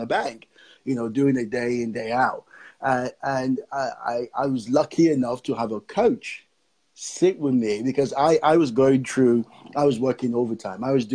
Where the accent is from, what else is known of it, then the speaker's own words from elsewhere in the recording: Nigeria; also born or lived in Fareham, Gosport area, United Kingdom; now in Gosport, United Kingdom; I'm originally from Nigeria, and I'm based here in the UK.